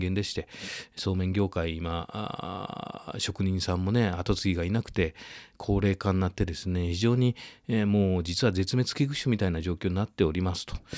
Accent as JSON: {"language": "Japanese", "town": "Yamatokoriyama", "region": "Nara", "country": "Japan", "tie": "born or raised there", "said": "僕は実はその奈良県の郡山高校出身だった"}